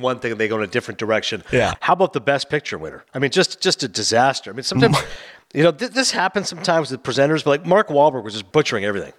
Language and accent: English; Toronto, Ontario, Canada; Toronto, my hometown